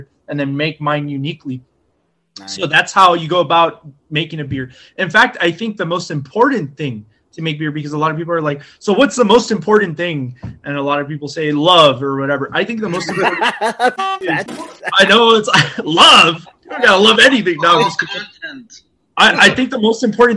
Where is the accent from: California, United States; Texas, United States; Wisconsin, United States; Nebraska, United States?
Texas, United States; we're from Texas.